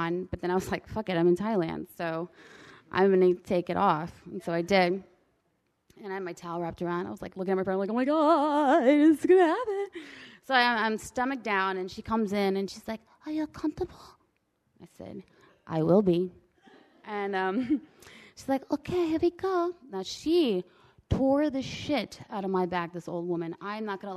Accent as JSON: {"language": "English", "country": "United States", "said": "I'm American"}